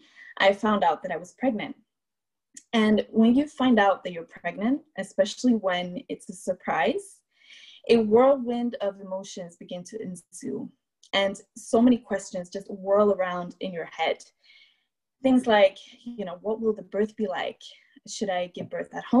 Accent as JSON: {"language": "English", "town": "Malmö", "region": "Skåne", "country": "Sweden", "tie": "born or raised there", "said": "Living in Malmö, Sweden, which is my hometown where I grew up."}